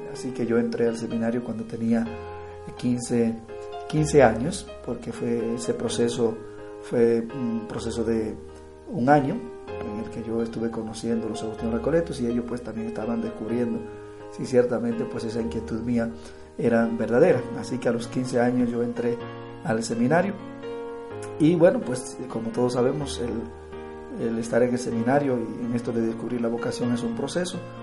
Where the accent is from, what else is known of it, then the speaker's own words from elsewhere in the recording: Dominican Republic; soy de la República Dominicana